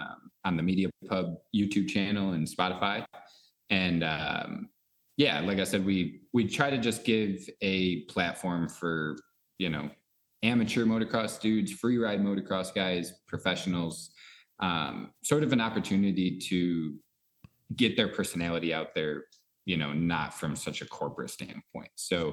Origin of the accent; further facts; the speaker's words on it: New York, United States; moved away; I came from New York. I moved out here about 3 years ago